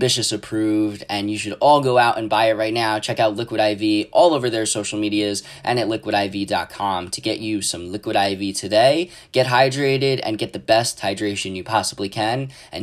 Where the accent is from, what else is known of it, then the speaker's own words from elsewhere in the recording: Sullivan County, New York, United States; my hometown and home county of Sullivan County, New York.